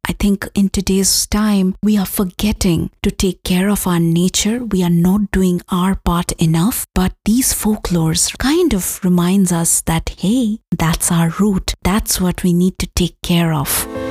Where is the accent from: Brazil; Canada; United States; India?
India; moved away; I am from India